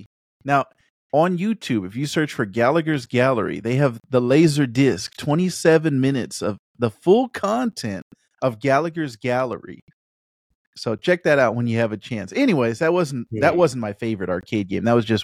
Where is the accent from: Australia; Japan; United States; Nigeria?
Japan; So I grew up in Japan. I spent a lot of years in Japan, and the arcades there are all like sit down.